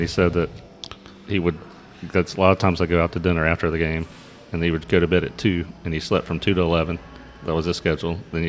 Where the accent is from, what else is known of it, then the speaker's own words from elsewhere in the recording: Atlanta, Georgia, United States; growing up in Atlanta.